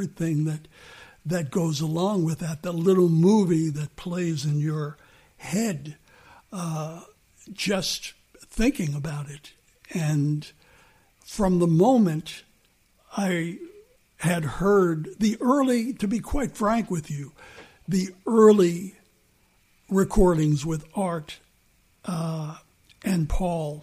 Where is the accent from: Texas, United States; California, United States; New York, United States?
New York, United States; New York City; also born or lived in Bronx; We moved to Queens at 10